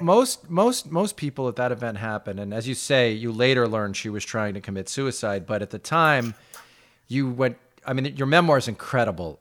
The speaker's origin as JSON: {"language": "English", "town": "Roslyn", "region": "New York", "country": "United States", "tie": "born or raised there", "said": "growing up in Roslyn"}